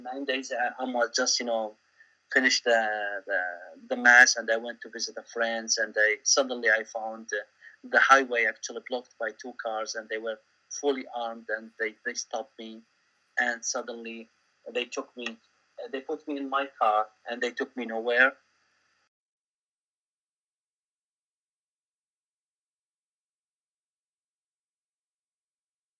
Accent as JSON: {"language": "English", "town": "Baghdad", "region": "Baghdad Governorate", "country": "Iraq", "tie": "born or raised there", "moved": "as an adult", "lives_now": "Auckland, New Zealand", "said": "I born in Baghdad. I grew up in Baghdad. I went to primary, secondary school in Baghdad"}